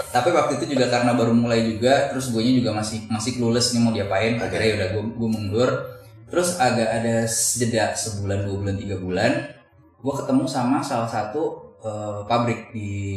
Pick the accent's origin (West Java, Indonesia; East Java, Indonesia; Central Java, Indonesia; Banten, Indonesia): West Java, Indonesia; Depok; gue dulu besar di Cinere